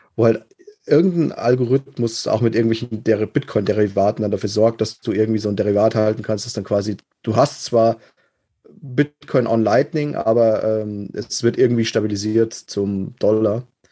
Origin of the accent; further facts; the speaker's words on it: Germany; Bei uns in Deutschland